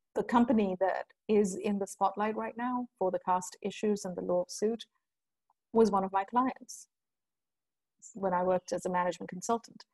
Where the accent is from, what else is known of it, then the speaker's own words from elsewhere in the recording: India; moved away; also born or lived in United Kingdom / United States / Europe; I grew up in India, right? And so I grew up with the whole class and caste thing and gender thing.